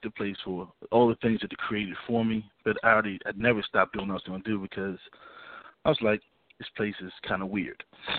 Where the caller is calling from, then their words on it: Richmond, Virginia, United States; from Richmond.